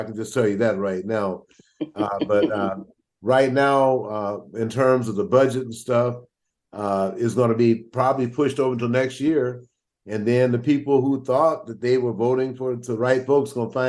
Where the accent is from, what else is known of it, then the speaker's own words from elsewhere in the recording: Louisiana, United States; moved away; especially in my home state of Louisiana